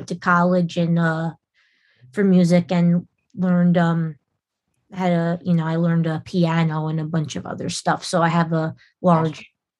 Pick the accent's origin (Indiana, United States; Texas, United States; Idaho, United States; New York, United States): New York, United States; New York and Long Island, United States; I sing and play drums in Quiet, and I have lived in New York and Long Island for basically my whole life